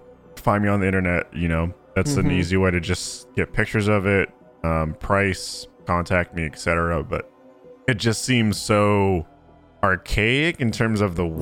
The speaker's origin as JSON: {"language": "English", "town": "San Francisco", "region": "California", "country": "United States", "tie": "born or raised there"}